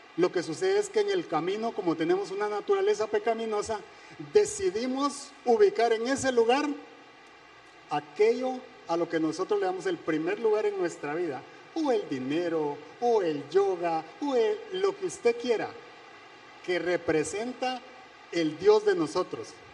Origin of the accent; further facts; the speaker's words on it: Guatemala; moved away; Soy de Guatemala